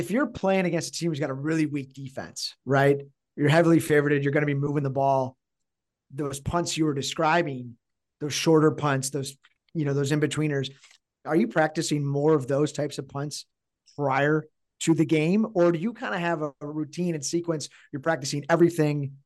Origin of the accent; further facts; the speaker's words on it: Chicago, Illinois, United States; Chicago Bears, here in my hometown